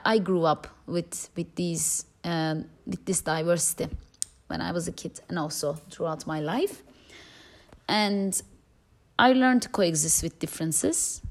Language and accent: English; Turkey; moved away as an adult; now in Amsterdam, Netherlands; I grew up in Turkey